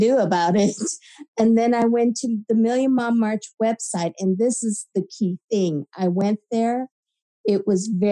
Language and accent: English; California, United States; I grew up in California where there were a lot of shootings back in the 80s and early 90s.